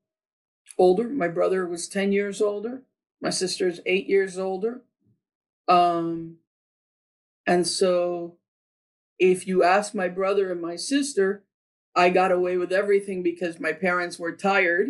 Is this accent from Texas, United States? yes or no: no; Miami, Florida, United States; Born and raised in Miami.